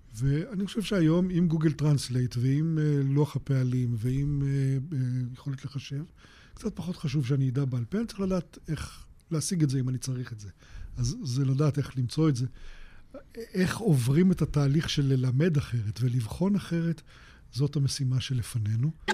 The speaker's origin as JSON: {"language": "Hebrew", "country": "Israel", "tie": "born or raised there", "said": "אני בן קיבוץ"}